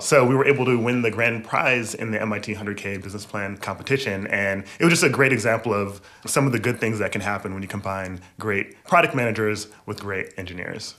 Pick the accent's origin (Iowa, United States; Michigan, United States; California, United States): Michigan, United States; moved away as an adult; also born or lived in New York / Boston / Seattle; now in New York City, United States; I was born in Michigan